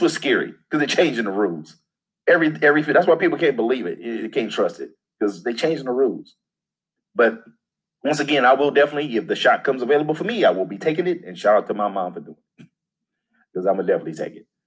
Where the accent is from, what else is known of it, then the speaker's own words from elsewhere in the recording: St. Louis, Missouri, United States; I'm from the Midwest, St. Louis area